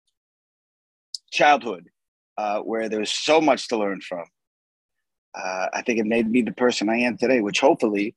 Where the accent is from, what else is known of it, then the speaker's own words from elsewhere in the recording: Boston, Massachusetts, United States; moved away; also born or lived in Arizona; I'm from South Boston